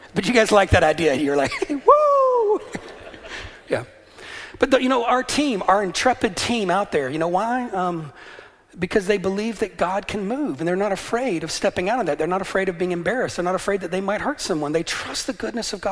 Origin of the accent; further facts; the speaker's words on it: the American South, United States; moved away as an adult; also born or lived in Atlanta, Georgia; now in Northern Ireland, United Kingdom; I grew up in the South